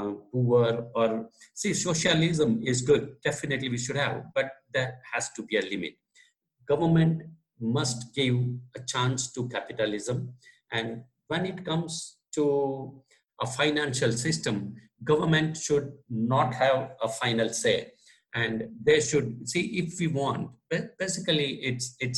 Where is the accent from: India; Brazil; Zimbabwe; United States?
India; Gujarat; first language Gujarati; English is a second language; also born or lived in United Kingdom; I translated it into Gujarati, which is my mother tongue. So being Gujarati